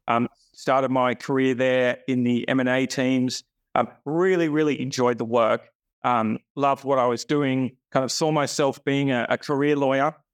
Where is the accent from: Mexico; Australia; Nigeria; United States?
Australia; Sydney, New South Wales; Born and bred, Sydney boy